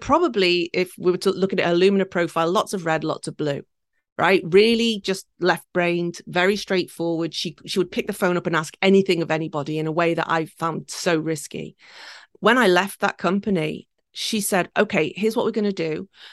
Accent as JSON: {"language": "English", "area": "the Wirral", "region": "North West England", "country": "United Kingdom", "tie": "born or raised there", "moved": "yes", "lives_now": "Tokyo, Japan", "said": "I was born and raised four miles from Liverpool in a little peninsula called the Wirral, and it sits between Liverpool and Wales."}